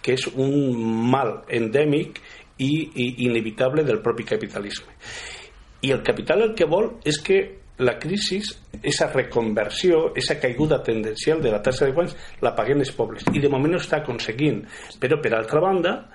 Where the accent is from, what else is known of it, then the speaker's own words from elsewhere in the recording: Valencian Community, Spain; aquí al País Valencià